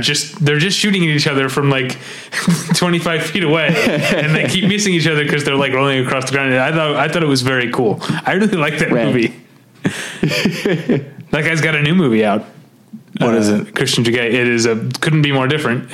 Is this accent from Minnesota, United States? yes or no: no; Missouri, United States; We went to high school on different sides of Missouri, different sides of the state